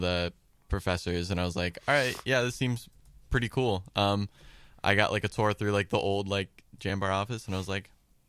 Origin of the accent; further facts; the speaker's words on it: Champion, Ohio, United States; I'm from the area. I'm from Champion. So, you know, I've always been around, you know, the Youngstown area.